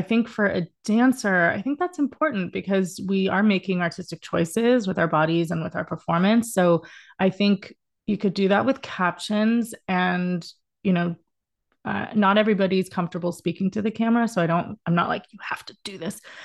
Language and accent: English; Dallas, Texas, United States; moved away as an adult; also born or lived in Indiana; now in Los Angeles, United States; I am from Dallas originally, but I've been in L A for the past fifteen years